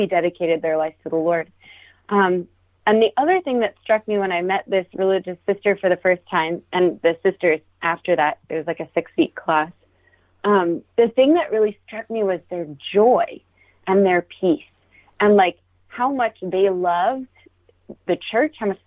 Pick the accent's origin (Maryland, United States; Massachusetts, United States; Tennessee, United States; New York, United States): Maryland, United States; I grew up in Maryland, kind of in a farming area